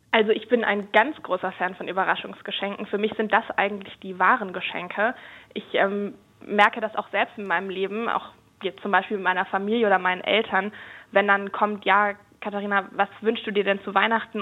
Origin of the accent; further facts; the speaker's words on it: Germany; bei uns in Deutschland